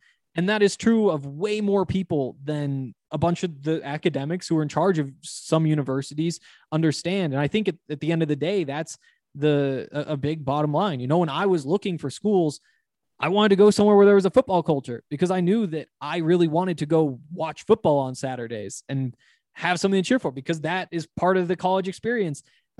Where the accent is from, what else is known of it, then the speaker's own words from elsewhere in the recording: Montana, United States; And, you know, I come from Montana where there was this huge football culture